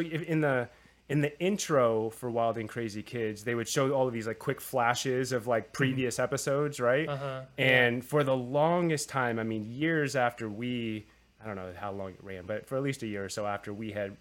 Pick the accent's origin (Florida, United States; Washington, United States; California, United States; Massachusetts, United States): California, United States; Southern; growing up in Southern California